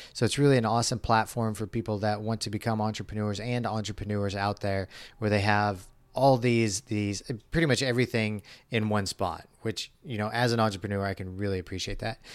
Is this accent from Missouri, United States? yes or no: yes; Missouri, United States; I grew up in Missouri